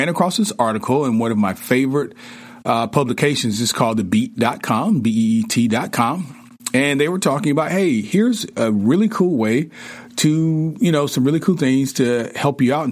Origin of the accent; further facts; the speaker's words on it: the South, United States; I grew up in the South